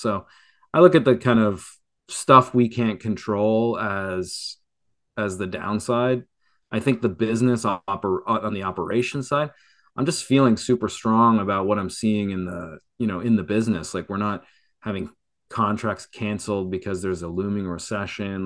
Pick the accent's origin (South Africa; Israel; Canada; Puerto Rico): Canada; now in Florida, United States; I'm a Canadian